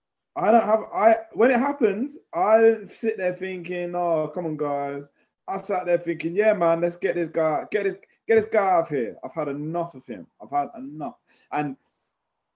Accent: London, United Kingdom; being English and from London

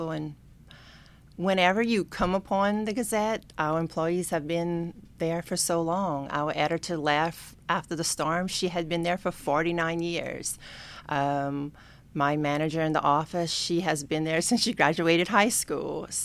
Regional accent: Larose, Louisiana, United States; up in Larose. I've never moved out of Larose. So um … My dad is actually from Leeville. My mom's from Larose, or you would say Delta Farm.

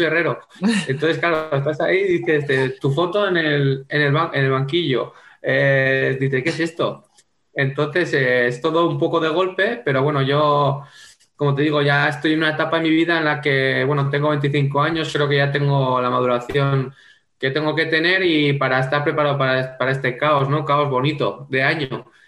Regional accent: home town of the club Xota, Navarre, Spain; moved away as an adult; es el equipo de mi pueblo, es el equipo que llevo jugando desde los cinco años

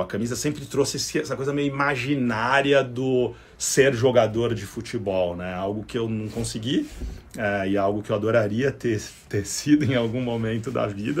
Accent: São Paulo, Brazil; vim da Vila Albertina

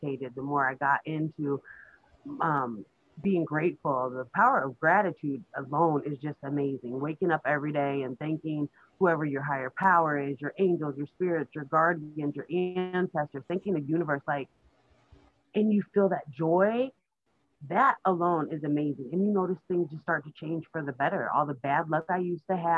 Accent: Iowa, United States; I was born up here in Iowa.

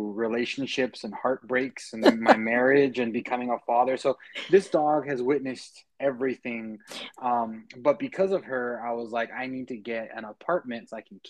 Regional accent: Harlingen, Texas, United States; moved away as an adult; also born or lived in Kingsville, Texas / Utah; now in San Antonio, United States; I'm from Harlingen. That's where I was born and raised

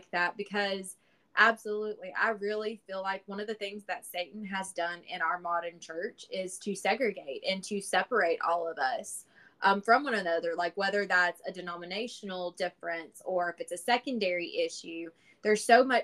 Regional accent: Alabama, United States; where I grew up in Alabama, we have churches everywhere

